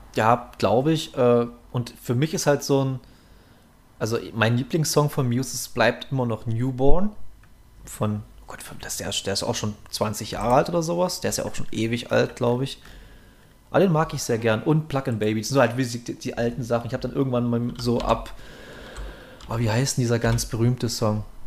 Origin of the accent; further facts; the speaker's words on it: Saxony, Germany; wir sind ja evangelisch geprägt hier in Sachsen